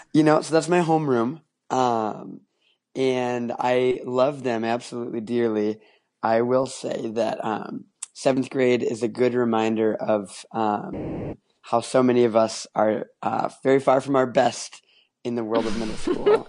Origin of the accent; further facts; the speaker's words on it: Minneapolis, Minnesota, United States; also born or lived in Mobile, Alabama; now in Chicago, United States; the school options in my hometown of Minneapolis